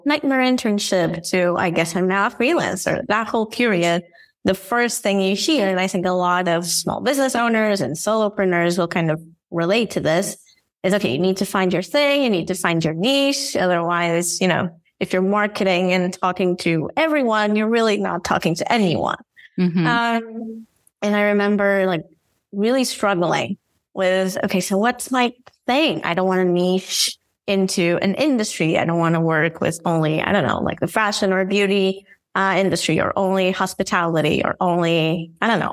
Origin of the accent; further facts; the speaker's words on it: Porto, Norte, Portugal; English is a second language; I'm from Porto, Portugal, hence the whole accent thing.